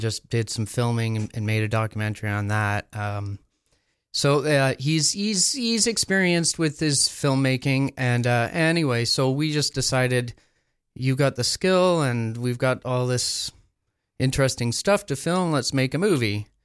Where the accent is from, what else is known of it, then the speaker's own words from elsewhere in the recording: Sprucedale, Ontario, Canada; also born or lived in Quebec / California; I grew up in Sprucedale